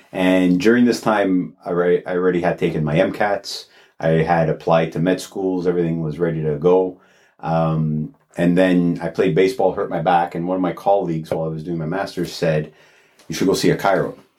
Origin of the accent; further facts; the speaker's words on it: Toronto, Ontario, Canada; also born or lived in Alliston; I'm born and raised in Toronto. Yeah. So downtown Toronto.